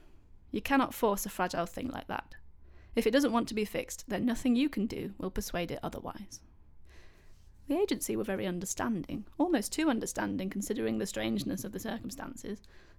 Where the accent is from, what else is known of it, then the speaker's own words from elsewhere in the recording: Leicester, East Midlands, United Kingdom; moved away as an adult; now in Norwich, United Kingdom; I'm from Leicester.